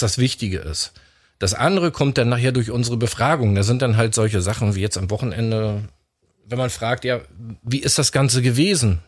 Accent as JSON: {"language": "German", "town": "Stralsund", "region": "Mecklenburg-Vorpommern", "country": "Germany", "tie": "born or raised there", "said": "komme aus Stralsund, auch gebürtig aus Stralsund"}